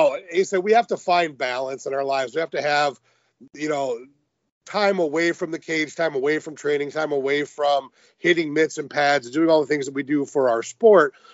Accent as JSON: {"language": "English", "town": "Detroit", "region": "Michigan", "country": "United States", "said": "when I was a kid, I'm from Detroit. I've lived here"}